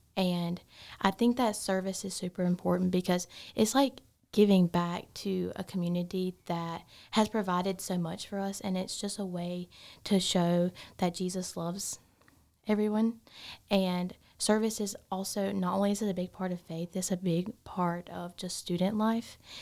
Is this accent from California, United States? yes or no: no; Gaffney, South Carolina, United States; I am from Gaffney, South Carolina, um, not too far from here